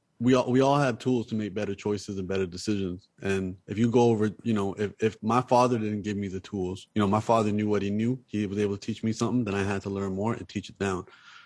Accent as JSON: {"language": "English", "country": "Canada", "tie": "born or raised there", "moved": "as an adult", "lives_now": "Los Angeles, United States", "said": "I'm Canadian, so I just moved to LA four months ago. So, you know, I'm also an immigrant in this country"}